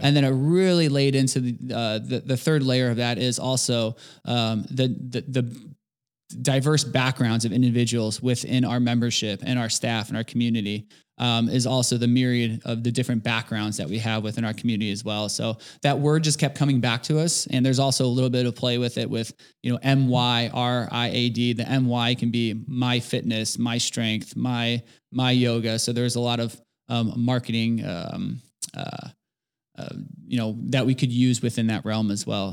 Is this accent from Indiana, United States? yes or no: yes; Merrillville, Indiana, United States; moved away as an adult; now in Indianapolis, United States; I'm originally from Maryville, Indiana, so born in the region.